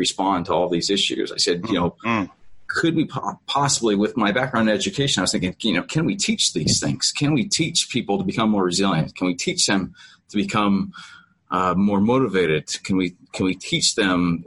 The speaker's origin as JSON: {"language": "English", "town": "Harlan", "region": "Iowa", "country": "United States", "tie": "born or raised there", "said": "I'm a small town Iowa guy. So yeah, I grew up in Harlan, Iowa"}